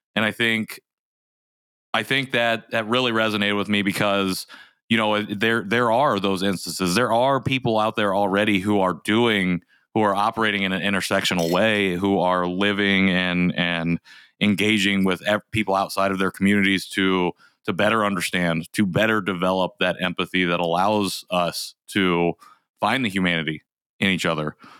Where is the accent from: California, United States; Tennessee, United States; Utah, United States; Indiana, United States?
Indiana, United States; also born or lived in South Korea; growing up in Indiana